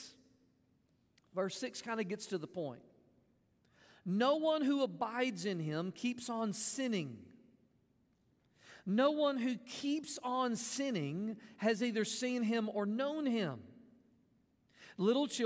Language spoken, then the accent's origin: English; Mississippi, United States; I grew up in Mississippi